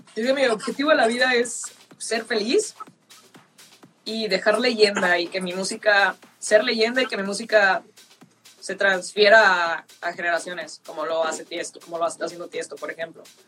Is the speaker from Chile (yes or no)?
no; northern Mexico, Mexico; Soy del norte